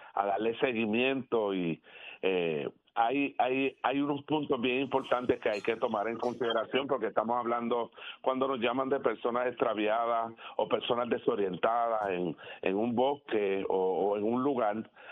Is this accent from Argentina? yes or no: no; Puerto Rico; como puertorriqueños